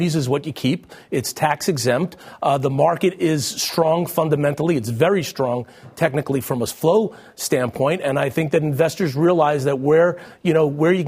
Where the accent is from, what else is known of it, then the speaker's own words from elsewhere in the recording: New Jersey, United States; my home state of New Jersey